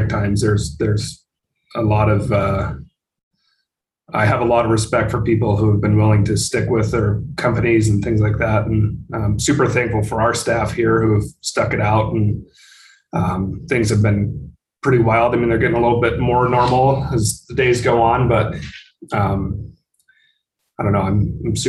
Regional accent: Billings, Montana, United States; also born or lived in Missoula, Montana; now in Helena, United States; I'm from Billings, which is just east of Helena. It's Montana's biggest city.

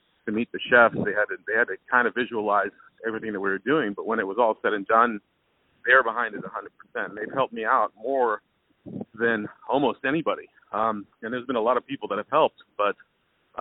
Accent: Texas, United States; moved away; I'm from Texas

